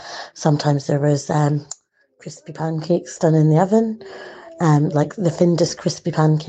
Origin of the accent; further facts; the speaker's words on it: Scotland, United Kingdom; I grew up in Scotland